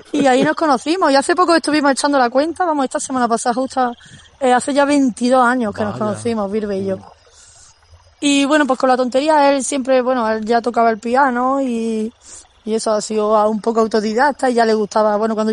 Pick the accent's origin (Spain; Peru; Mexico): Spain; Granada, Andalusia; yo soy de aquí, nacido aquí y criado aquí y vivo aquí. Y creo que, vamos, tengo muchas ganas de recorrer el mundo, pero me moriré en Granada